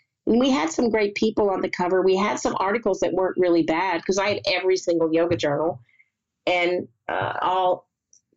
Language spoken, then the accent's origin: English; the South, United States; moved away; We grew up in the South